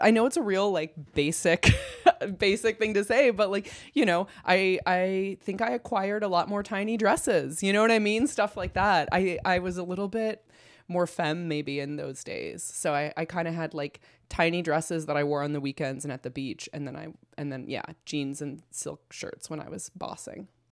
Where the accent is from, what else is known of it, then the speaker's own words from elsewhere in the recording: Iowa, United States; moved away as an adult; now in Los Angeles, United States; I was born and raised in Iowa